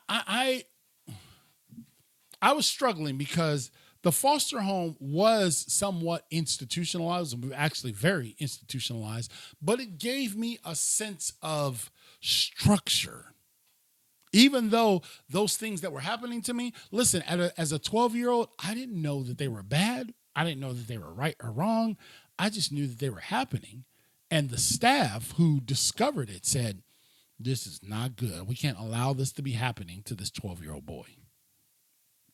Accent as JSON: {"language": "English", "town": "Cleveland", "region": "Ohio", "country": "United States", "tie": "born or raised there", "also_born_or_lived": "Elyria, Ohio / Lorain, Ohio", "said": "my hometown, which was Cleveland, Ohio"}